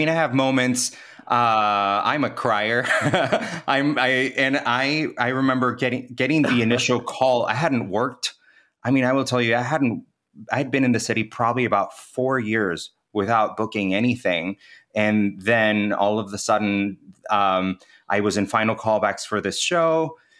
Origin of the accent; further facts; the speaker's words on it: Kansas, United States; now in New York City, United States; My family's Venezuelan, and I grew up in Kansas. My mom brought us to the States when I was 10. So I most likely gravitate towards saying I'm from Kansas just because the bulk of my life was spent in the Midwest.